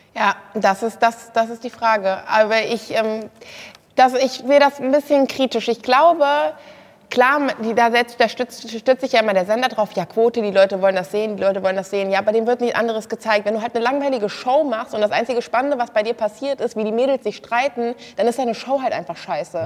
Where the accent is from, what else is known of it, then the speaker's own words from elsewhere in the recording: Kassel, Hesse, Germany; Ich komme aus Kassel, bin auch 24